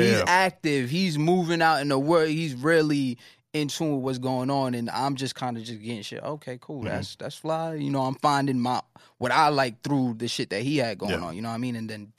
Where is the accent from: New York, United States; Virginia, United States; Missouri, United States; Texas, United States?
New York, United States; Brooklyn; Yeah, but I mean, Nano's, that's like the place that I'm born.